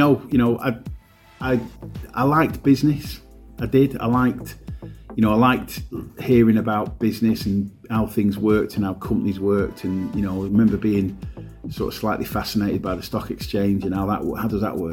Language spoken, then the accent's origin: English; Morecambe, North West England, United Kingdom; also born or lived in Heysham / London / Lancaster / Galgate; I grew up on Balmoral Road in the West End